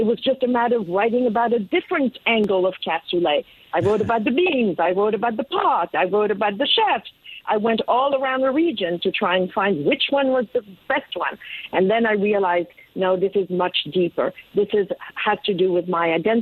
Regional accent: Geneva, Switzerland; first language French; English is a second language; now in New York, United States; I was born in Geneva, so French is my first language

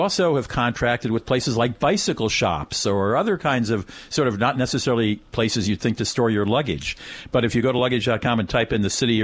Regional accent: Washington, District of Columbia, United States; D.C., which is my hometown

